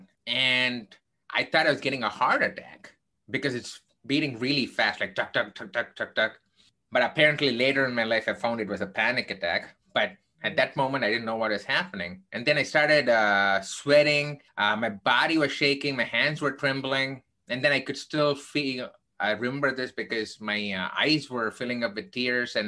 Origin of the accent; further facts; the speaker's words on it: Chennai, Tamil Nadu, India; moved away as an adult; now in United States; I grew up in a place called Chennai, which is one of the bigger cities in India.